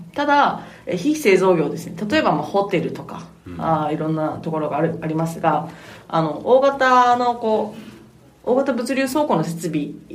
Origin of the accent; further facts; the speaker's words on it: Motobu, Okinawa, Japan; 私の地元の、まあ、北部やんばる